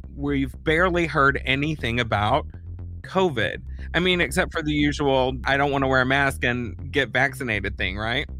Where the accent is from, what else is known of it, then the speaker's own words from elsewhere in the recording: Texas, United States; my home state of Texas